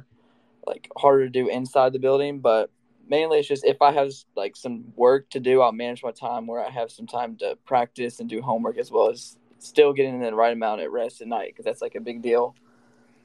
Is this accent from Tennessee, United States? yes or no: yes; Gallatin, Tennessee, United States; also born or lived in New Mexico; Gallatin, which is my hometown